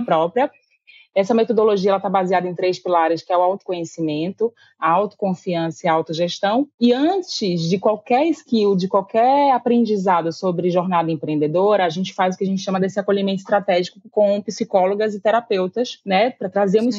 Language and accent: Portuguese; Salvador, Bahia, Brazil; eu sou daqui de Salvador